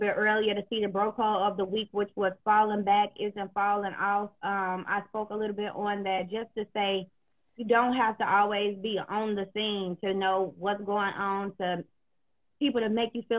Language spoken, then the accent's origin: English; the South, United States; now in Chicago, United States; I was raised in the South